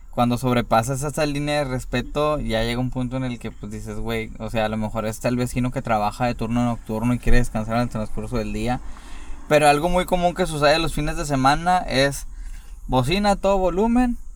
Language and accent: Spanish; Monterrey, Nuevo León, Mexico; somos de Monterrey